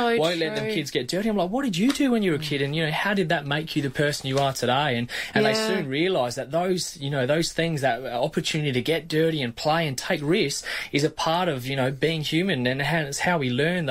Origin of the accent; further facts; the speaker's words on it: Yorke Peninsula, South Australia, Australia; I grew up in York Peninsula and had the free range childhood